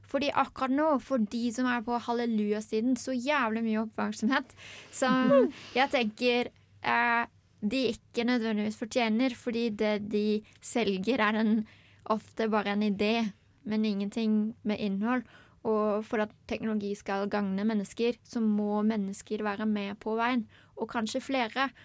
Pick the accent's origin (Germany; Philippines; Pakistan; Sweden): Germany; Norwegian is a second language; now in Norway; Eh, jeg har tenkt veldig mye på det. Um, jeg er jo opprinnelig tysk, men jeg elsker Språkrådet.